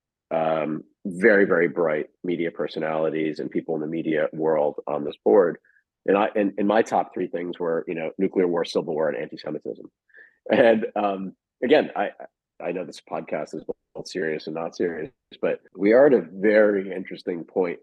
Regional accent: United States; As an American Jew, as the son of a Holocaust survivor

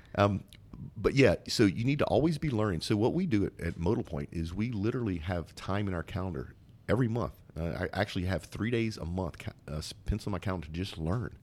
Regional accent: Zachary, Louisiana, United States; I'm from a town called Zachary

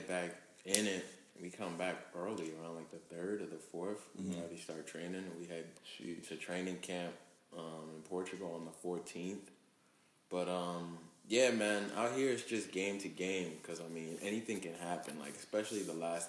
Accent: United States; moved away as an adult; now in Germany; out here as an American

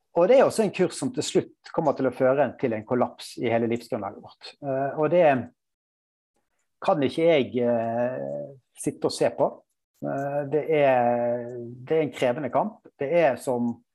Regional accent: Bergen, Vestland, Norway; also born or lived in Trøndelag; now in Oslo, Norway; jeg er bergenser

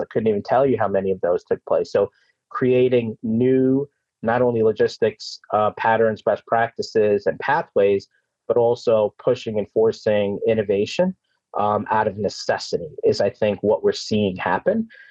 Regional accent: New York City, New York, United States; also born or lived in Brooklyn, New York / Long Island, New York; born in Brooklyn, raised in Queens, and you know, I live out in Long Island

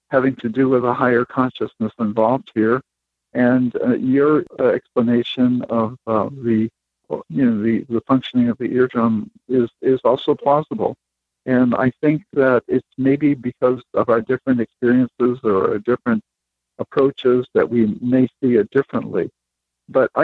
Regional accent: Maine, United States; I was raised in Maine

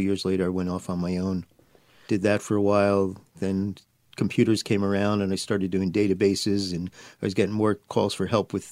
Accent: New Jersey, United States; moved away; also born or lived in Brooklyn, New York / Manhattan, New York; I was born in Brooklyn, raised in New Jersey, and had a photo studio in Manhattan.

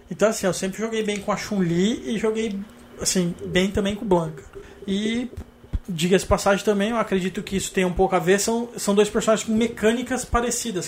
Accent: Araraquara, São Paulo, Brazil; now in São Paulo, Brazil; eu nasci aqui em São Paulo e mudei para para Araraquara quando eu tinha seis anos.

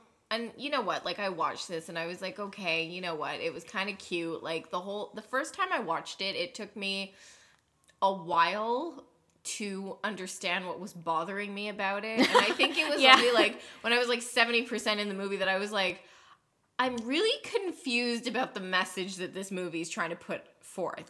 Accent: Canada; I'm Canadian

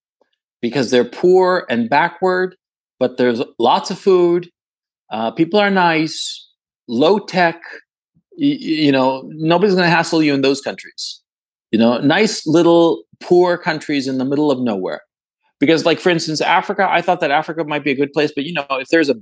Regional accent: Chile; also born or lived in Ecuador; I'm from Chile

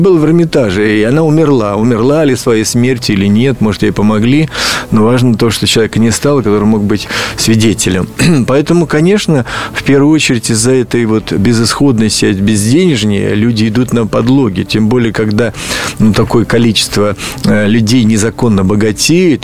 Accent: Ulyanovsk, Ulyanovsk Oblast, Russia; в Ульяновский музей, откуда я родом

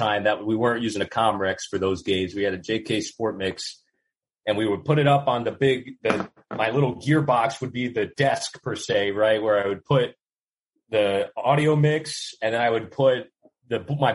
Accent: Midwest, United States; as a Midwesterner

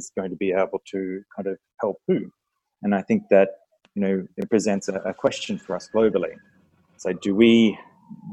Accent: Australia; moved away; I'm Australian by birth

